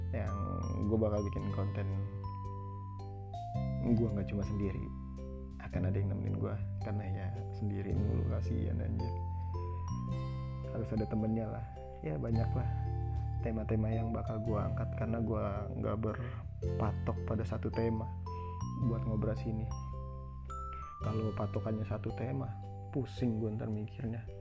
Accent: Jakarta, Indonesia; gue gue gue juga orang asli Betawi gue tapi kan namanya gue anak milenial ya

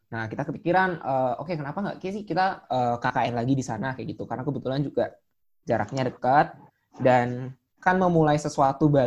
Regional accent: Yogyakarta, Special Region of Yogyakarta, Indonesia; karena kebetulan aku juga orang Jogja yeah. jadi uh, bisa untuk pulang ke rumah ketika terjadi apa-apa gitu.

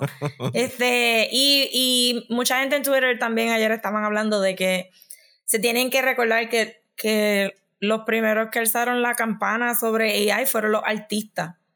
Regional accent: Puerto Rico; nosotros como puertorriqueños

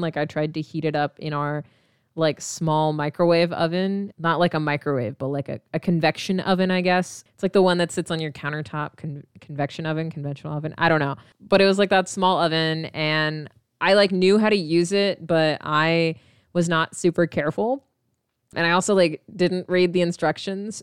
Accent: Midwest, United States; we're from the Midwest

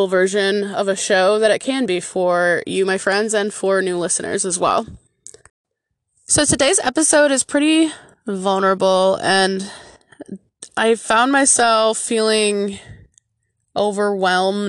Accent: Michigan, United States; in my home state of Michigan

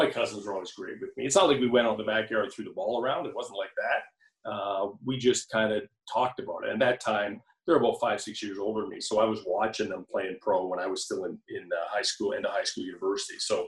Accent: Hamilton, Ontario, Canada; I'm from Hamilton, went to high school, you know, grade school in Hamilton, high school in Hamilton

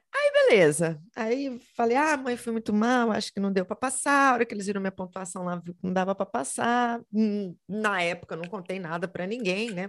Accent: Belo Horizonte, Minas Gerais, Brazil; eu sou de Belo Horizonte, Minas Gerais

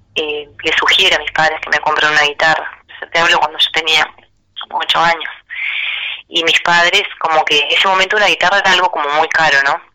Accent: Melo, Cerro Largo, Uruguay; en Melo, que es el lugar donde, donde yo nací y en donde me encuentro viviendo en este momento

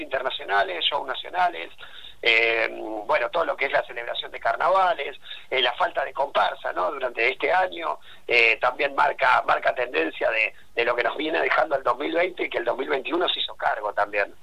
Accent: Mar del Plata, Buenos Aires Province, Argentina; nosotros los típicos marplatenses

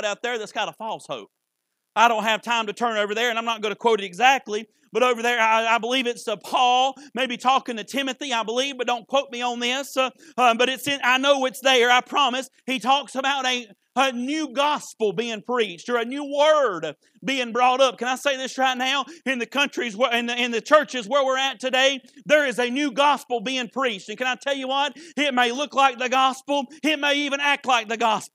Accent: United States; I'm an American

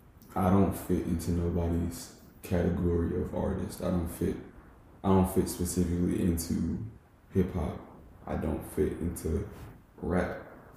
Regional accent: Jamaica; And I'm Jamaican, so any, like, all world music always, like, speaks to me.

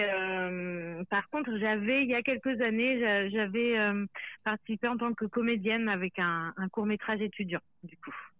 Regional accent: Pays de la Loire, France; il y a les Pays de la Loire, là d'où je viens

